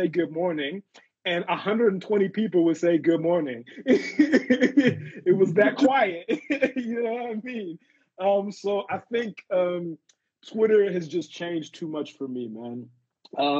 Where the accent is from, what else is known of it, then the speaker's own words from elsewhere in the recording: Zimbabwe; moved away; also born or lived in South Africa; I'm originally from Zim, and we started Twimbos up in Zim